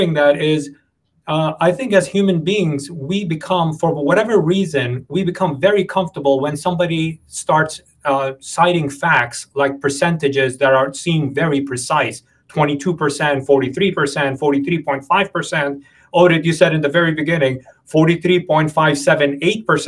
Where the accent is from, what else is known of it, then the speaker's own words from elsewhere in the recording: New York, United States; growing up in New York